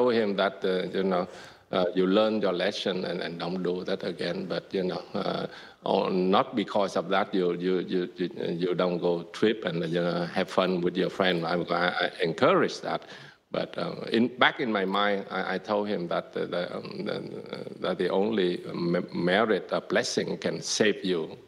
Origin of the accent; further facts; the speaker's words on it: Vietnam; moved away; growing up in Vietnam